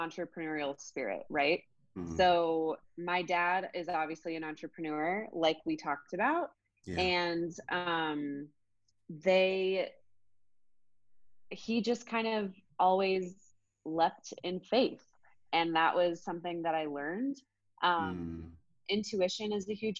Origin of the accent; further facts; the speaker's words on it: Colorado, United States; moved away as an adult; also born or lived in Montana; now in New York City, United States; So like I said, I grew up in Colorado. I grew up on a ranch, a cattle ranch in the middle of nowhere.